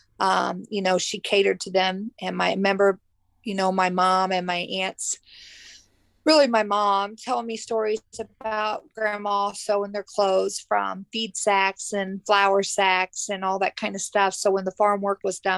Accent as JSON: {"language": "English", "town": "Jefferson City", "region": "Missouri", "country": "United States", "tie": "born or raised there", "also_born_or_lived": "Columbia, Missouri", "said": "I was born and raised in Jefferson City"}